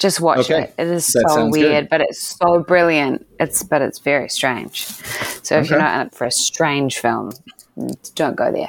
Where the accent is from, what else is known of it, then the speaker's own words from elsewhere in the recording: New Zealand; also born or lived in New York; "I'm from New Zealand."